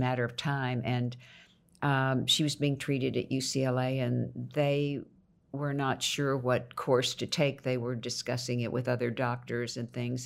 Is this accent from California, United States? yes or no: no; Houston, Texas, United States; also born or lived in Nacogdoches, Texas; Then I moved to Houston to live with my mother